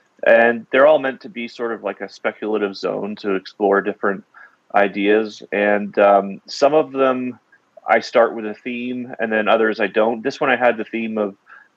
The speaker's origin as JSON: {"language": "English", "town": "Calgary", "region": "Alberta", "country": "Canada", "said": "I'm from Calgary, Alberta. That's in Canada for those who don't know."}